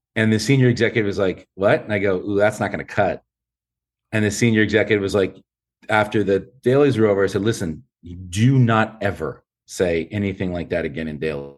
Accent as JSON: {"language": "English", "town": "San Fernando", "region": "California", "country": "United States", "tie": "born or raised there", "said": "I grew up in San Fernando, uh, in the town, or city of San Fernando, not just the valley"}